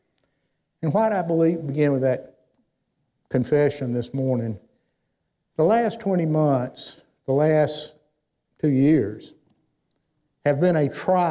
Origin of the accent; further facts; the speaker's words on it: Athens, Georgia, United States; moved away as an adult; now in Winchester, United States; I grew up in Athens, Georgia.